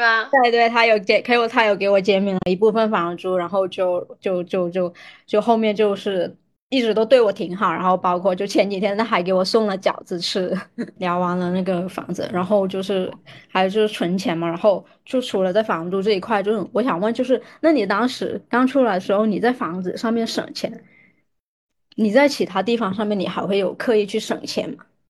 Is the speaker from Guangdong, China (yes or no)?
yes; Guangdong, China; 我是在广东长大的